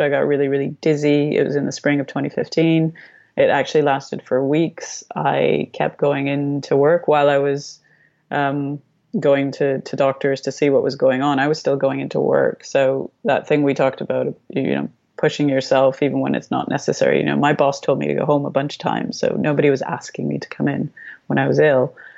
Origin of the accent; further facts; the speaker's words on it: Canada; also born or lived in Romania; I was born in Romania, not in Canada. Um, my parents defected when I was very young. We restarted in Canada with absolutely nothing